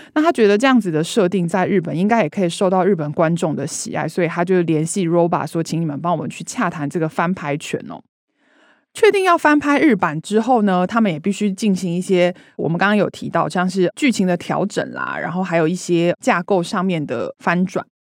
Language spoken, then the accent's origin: Chinese; Taiwan; 身为台湾人其实觉得非常的骄傲